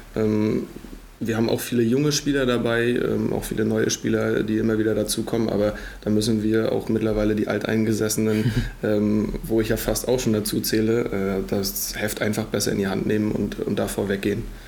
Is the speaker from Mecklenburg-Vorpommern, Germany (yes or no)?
yes; Greifswald, Mecklenburg-Vorpommern, Germany; born or raised there